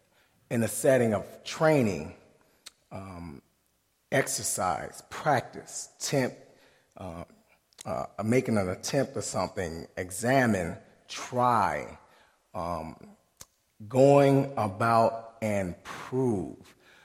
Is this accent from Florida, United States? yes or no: no; South Haven, Michigan, United States; I'm from South Haven, Michigan, right off the lake.